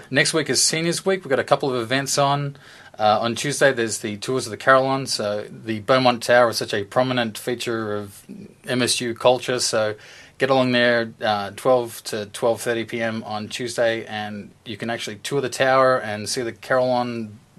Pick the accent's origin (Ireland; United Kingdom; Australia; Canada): Australia; born or raised there; moved away as an adult; now in Michigan, United States